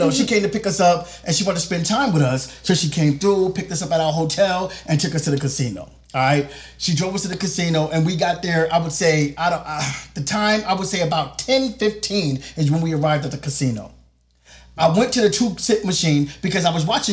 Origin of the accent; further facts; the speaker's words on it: Jersey City, New Jersey, United States; my homeboy I grew up with in Jersey City